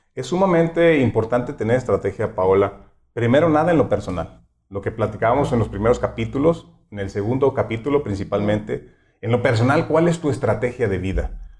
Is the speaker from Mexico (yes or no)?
yes; Mexico; nos caracteriza como mexicanos